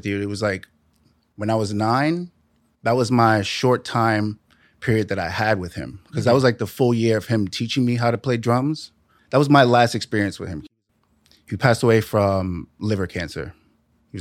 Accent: New York City, New York, United States; Born and raised in the Bronx

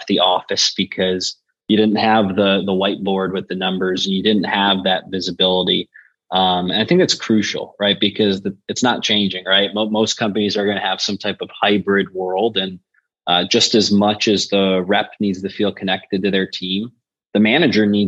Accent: Buffalo, New York, United States; now in Nashville, United States; I'm from Buffalo by way of Nashville, Tennessee now

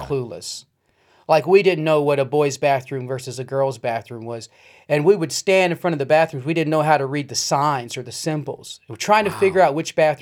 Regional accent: Kentucky, United States; I'm from Kentucky. I grew up in Kentucky

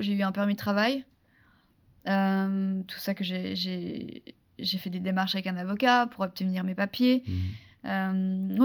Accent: France; accent: very French (accent in English); mon accent euh, super, euh, super français

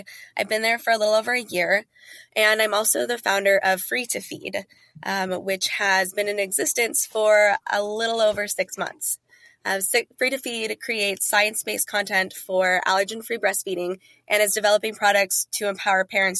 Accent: North Dakota, United States; Eventually, we settled in North Dakota, where I attended high school and undergrad. So I claim that as my home state, if you will.

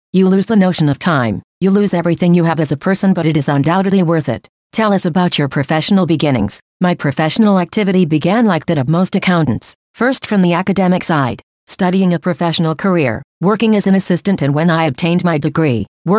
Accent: Matamoros, Coahuila, Mexico; born there; Look, I was born in Ejido de Santa Ana del Pilar, municipality of Matamoros, Coahuila, which is a municipality conurbated with Torreón.

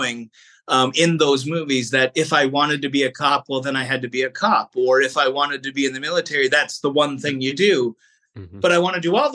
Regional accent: Canada; as a Canadian actor

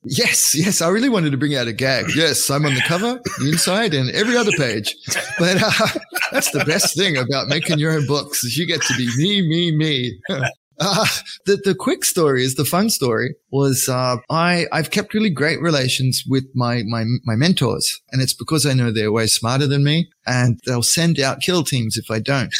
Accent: Australia; moved away; also born or lived in Japan; I pretend to be an English speaker first, you know, because I'm Australian

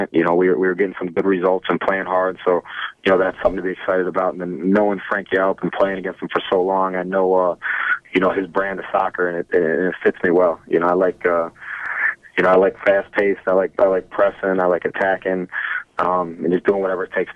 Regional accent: United States; maybe I'm not, you know, as American as I think

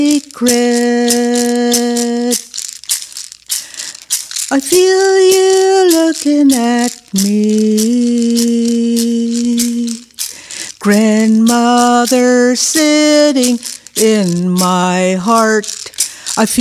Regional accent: Saugeen First Nation, Ontario, Canada; I'm from Saugeen First Nation, Ojibwe Mohawk

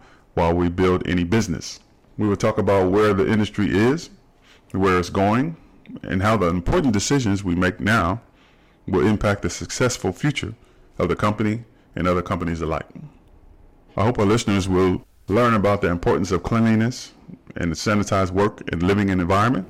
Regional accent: Dayton, Ohio, United States; moved away as an adult; also born or lived in Arizona; now in Southern California, United States; I was born and raised in Dayton, Ohio. I currently live in Southern California

